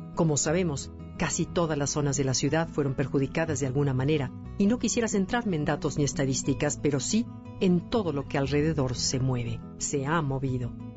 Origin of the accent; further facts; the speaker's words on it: Mexico; Los mexicanos estamos dispuestos al servicio, a la cooperación.